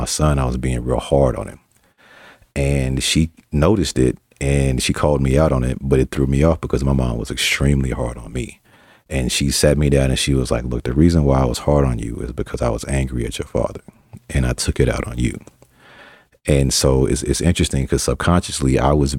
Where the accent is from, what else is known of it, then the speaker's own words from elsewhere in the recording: Arkansas, United States; now in Colorado, United States; I'm from Arkansas and I live in Colorado